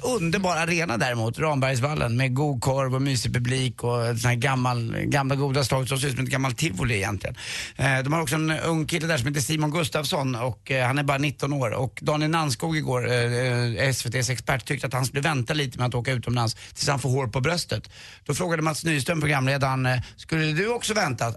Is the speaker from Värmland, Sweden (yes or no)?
no; Karlavägen, Stockholm County, Sweden; där stod jag i köket hemma på Karlavägen